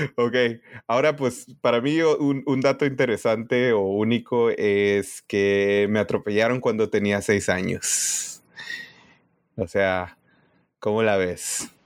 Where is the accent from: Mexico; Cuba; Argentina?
Mexico; Tijuana, Baja California; moved away as an adult; now in Silicon Valley, United States; yo soy de la frontera